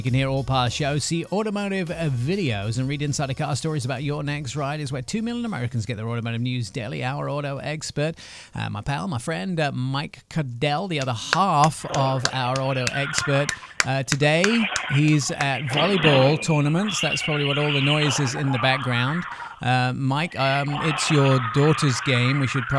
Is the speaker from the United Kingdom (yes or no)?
yes; England, United Kingdom; They have plenty, but we're English. You don't do anything.